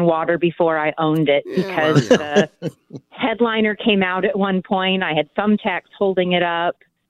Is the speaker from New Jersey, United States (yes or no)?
no; Las Vegas, Nevada, United States; now in St. Louis, United States; I'm from Vegas originally.